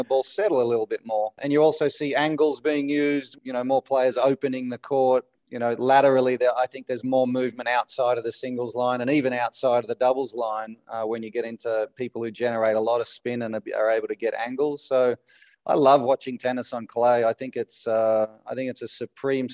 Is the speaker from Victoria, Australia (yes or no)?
yes; Melbourne, Victoria, Australia; I grew up in Melbourne